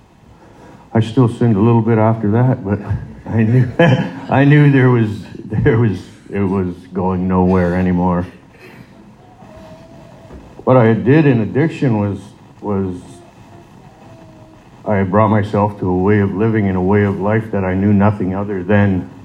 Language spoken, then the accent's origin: English; Sault Ste. Marie, Ontario, Canada; moved away; I'm originally from Sault Ste. Marie, Ontario